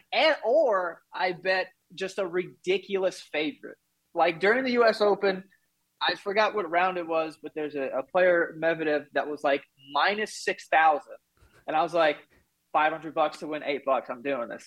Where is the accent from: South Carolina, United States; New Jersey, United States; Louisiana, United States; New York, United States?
New York, United States; New York City; I'm from Queens, so, like, if we wanted to get anywhere, you had to take the train